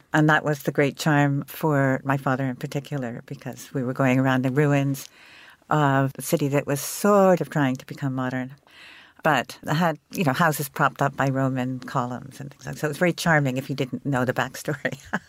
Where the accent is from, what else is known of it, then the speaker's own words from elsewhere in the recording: Istanbul, Turkey; also born or lived in Princeton, New Jersey, United States; Well, I've spent my very early childhood in New Jersey, mostly in Princeton, New Jersey. And then when my father finished his doctorate, we moved to Istanbul, where he had a job teaching at what was then an American college. So that was 1960.